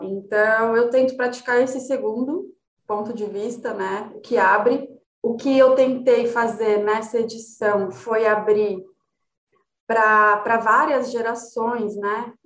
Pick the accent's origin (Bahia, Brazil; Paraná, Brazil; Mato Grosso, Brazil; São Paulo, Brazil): São Paulo, Brazil; São José dos Campos; moved away as an adult; also born or lived in Rio de Janeiro / Brasília; now in São Paulo, Brazil; Quando eu tinha uns 7, 8 anos, meu pai foi trabalhar no ITA. A gente morava em Brasília e aí ele foi chamado para dar aula no ITA e a gente mudou para São José, né? Eu tinha uns 7, 8 anos e eu morei lá até os 18